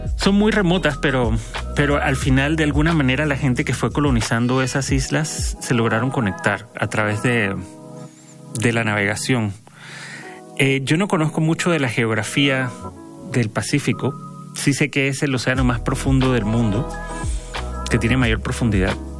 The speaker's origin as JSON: {"language": "Spanish", "country": "Panama", "moved": "yes", "lives_now": "Mexico", "said": "de donde yo soy de Panamá"}